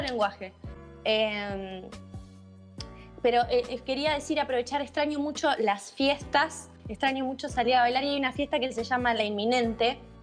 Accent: Bahía Blanca, Buenos Aires Province, Argentina; yo soy de Bahía Blanca

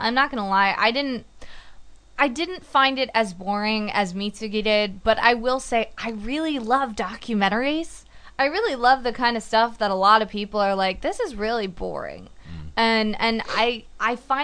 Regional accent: United States; being American

